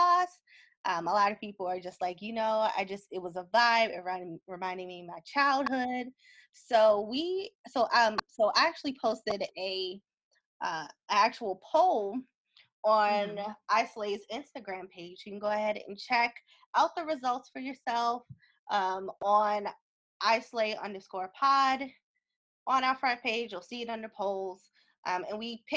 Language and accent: English; East Coast, United States; also born or lived in California